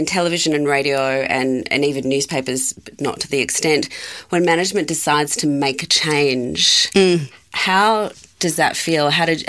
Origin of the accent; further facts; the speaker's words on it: Sydney, New South Wales, Australia; So I grew up in Sydney, and and I, in the 80s and 90s, I'm a little bit older than you